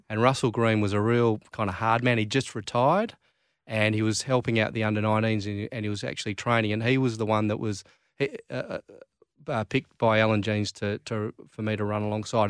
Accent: Claremont, Western Australia, Australia; growing up in Claremont

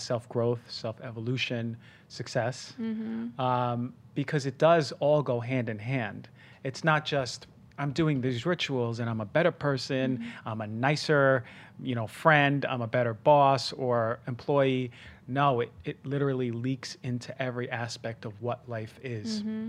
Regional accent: Queens, New York, United States; also born or lived in New Jersey; like growing up in Queens, it was more humble of beginnings. And then even throughout early life when I moved to New Jersey.

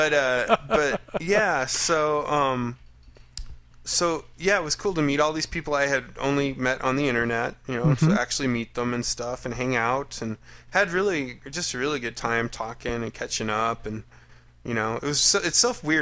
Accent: Colorado, United States; I'm from Colorado

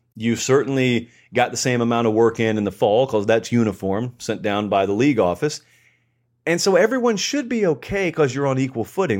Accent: Georgia, United States; in the great state of Georgia, my home state

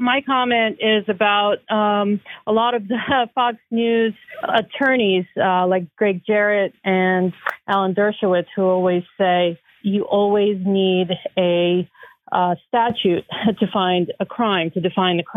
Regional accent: Ukraine; also born or lived in Soviet Union; now in United States; I came here as a Jewish refugee from Ukraine, and I have been here for 40 years.

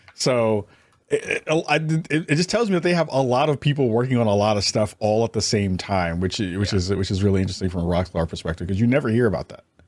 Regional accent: New York, United States; I'm from New York

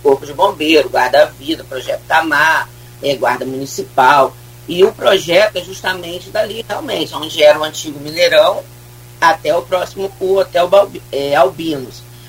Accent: Brazil; eu sou de São Francisco, fui criado ali

